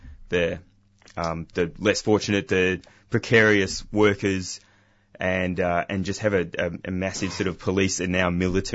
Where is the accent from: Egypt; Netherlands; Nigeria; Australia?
Australia; we're far away from a lot of other countries, and we're formerly a British colony